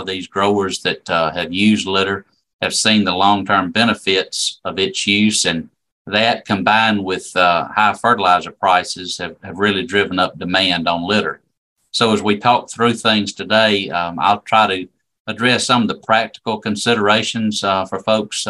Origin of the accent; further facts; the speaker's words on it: Pineapple, Alabama, United States; also born or lived in Crossville, Alabama; I'm originally from Pineapple, Alabama, down in South Alabama, East Wilcox County.